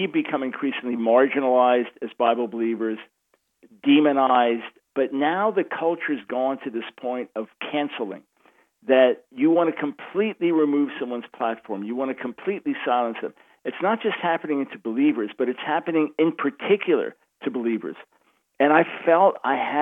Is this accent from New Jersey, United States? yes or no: no; Long Island, New York, United States; accent: New York; moved away as an adult; also born or lived in Manhattan, New York City; now in North Carolina, United States; New York, born in Manhattan, New York City, and raised on Long Island